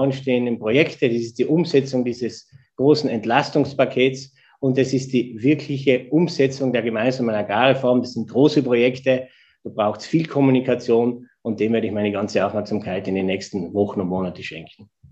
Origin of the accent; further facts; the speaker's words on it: East Tyrol, Austria; moved away as an adult; now in Vienna, Austria; Ich bin in Tirol geboren, ich bin in Tirol aufgewachsen, dort ist meine Familie